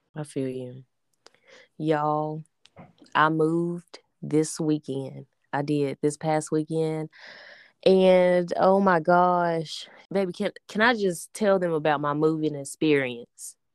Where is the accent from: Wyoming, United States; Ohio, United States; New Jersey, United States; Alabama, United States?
Alabama, United States; we are from Alabama